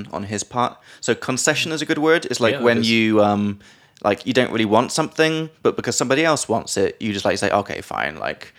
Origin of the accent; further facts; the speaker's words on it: England, United Kingdom; accent: British; now in Czech Republic; from England.